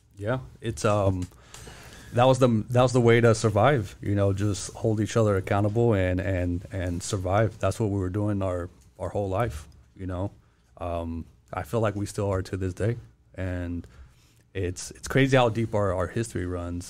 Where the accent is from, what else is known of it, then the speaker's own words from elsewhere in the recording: Modesto, California, United States; moved away as an adult; now in Los Angeles, United States; I was born and raised in Modesto, California